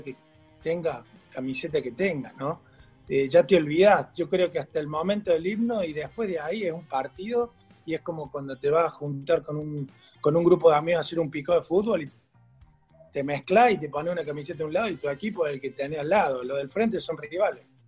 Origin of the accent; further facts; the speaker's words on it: Argentina; somos todos argentinos, nacido acá